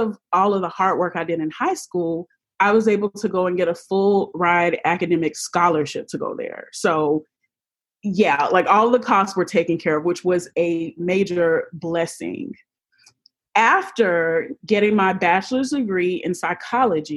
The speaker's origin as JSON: {"language": "English", "town": "Jacksonville", "region": "Florida", "country": "United States", "tie": "born or raised there", "said": "my hometown of Jacksonville, Florida."}